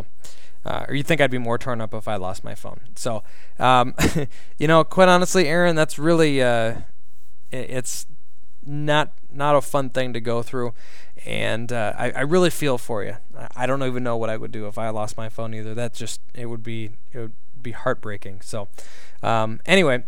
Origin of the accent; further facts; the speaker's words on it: Minnesota, United States; moved away; my home state of Minnesota.